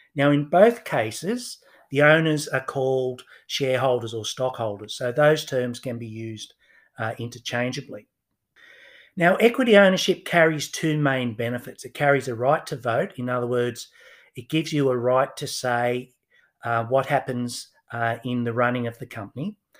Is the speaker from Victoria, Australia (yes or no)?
no; Newcastle, New South Wales, Australia; I grew up in Newcastle, just north of Sydney